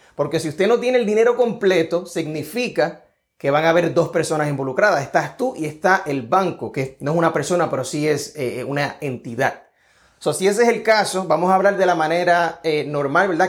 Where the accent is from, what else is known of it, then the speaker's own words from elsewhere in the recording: Puerto Rico; now in Georgia, United States; Estoy acá en el estado de Georgia, soy de Puerto Rico